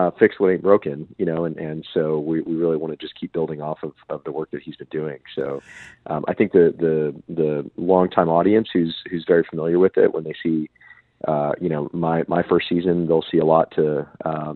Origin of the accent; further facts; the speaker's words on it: La Porte, Texas, United States; accent: East Texas; I grew up in La Porte, Texas, southeast of Houston